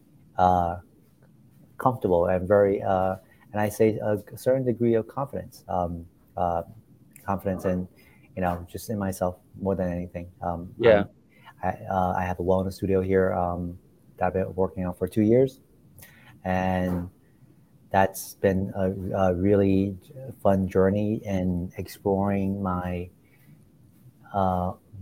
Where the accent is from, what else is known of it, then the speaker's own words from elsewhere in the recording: Florida, United States; moved away as an adult; also born or lived in China; now in New York City, United States; I grew up in China and I moved to the US when I was 9. And I grew up from there. I grew up in Florida